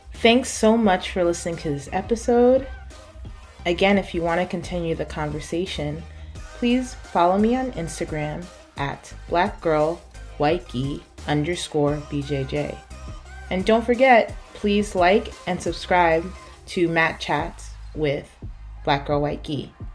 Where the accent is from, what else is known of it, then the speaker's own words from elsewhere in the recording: United States; moved away as an adult; now in China; being an American citizen and growing up in an American school system